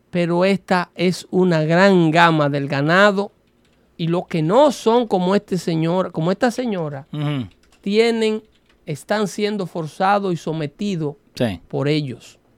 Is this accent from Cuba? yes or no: no; Mexico; Que me está diciendo racista a mí porque yo soy mexicano y que nunca voy a ser ah. blanco.